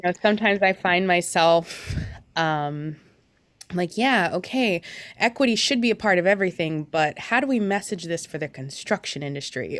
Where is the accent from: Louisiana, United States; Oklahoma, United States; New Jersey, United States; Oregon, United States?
Oregon, United States; Beaverton; also born or lived in Portland, Oregon; I've been born and raised in the Portland metro area. Um, most of the time I was in Beaverton